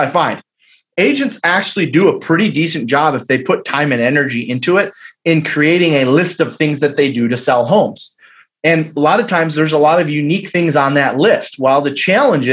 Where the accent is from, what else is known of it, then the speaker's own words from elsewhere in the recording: Detroit, Michigan, United States; I'm from Detroit, Michigan